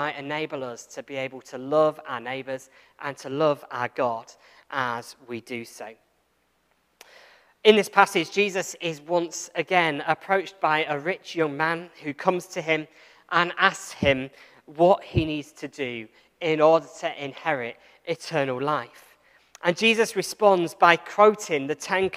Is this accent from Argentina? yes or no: no; England, United Kingdom; I'm from England